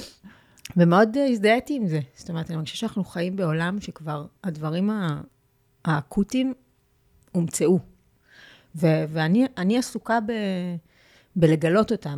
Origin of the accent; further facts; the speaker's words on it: Petah Tikva, Central District, Israel; נולדתי בפתח תקווה, ויש לי, הייתה לי ילדות מאושרת